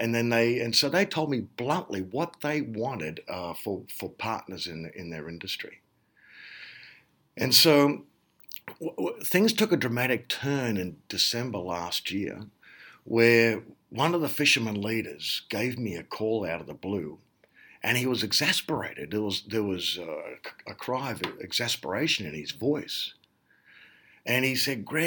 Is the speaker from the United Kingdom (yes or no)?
no; Sydney, New South Wales, Australia; moved away as an adult; also born or lived in United States; I was born and raised in Sydney, but then went across to the US